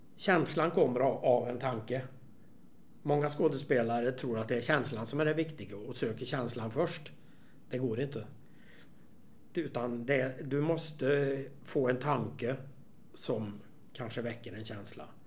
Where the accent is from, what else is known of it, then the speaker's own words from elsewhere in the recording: Värmland, Sweden; i Värmland där jag kommer ifrån